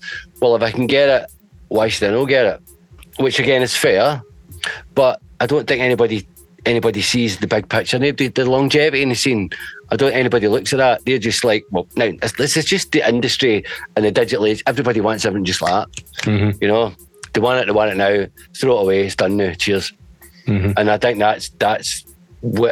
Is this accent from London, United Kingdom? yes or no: no; Glasgow, Scotland, United Kingdom; I'm from Glasgow